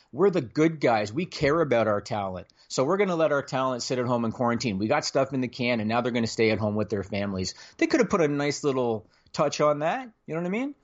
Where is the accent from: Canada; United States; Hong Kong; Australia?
Canada; I'm Canadian